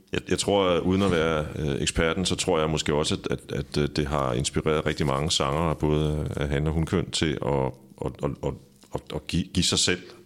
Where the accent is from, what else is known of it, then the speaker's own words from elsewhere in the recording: Præstø, Zealand, Denmark; Præstø, øh, okay. hvor jeg kommer fra